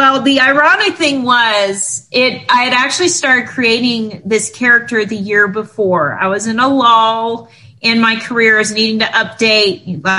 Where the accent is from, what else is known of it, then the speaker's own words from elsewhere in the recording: West Texas, United States; now in Los Angeles, United States; my hometown where I'm from, which is way West Texas, and they have real thick accents